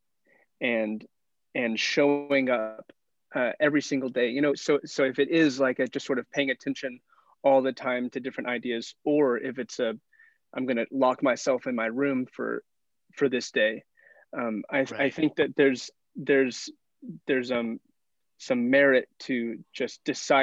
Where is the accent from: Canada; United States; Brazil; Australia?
United States; Arkansas; moved away as an adult; He had a summer internship in my hometown in Arkansas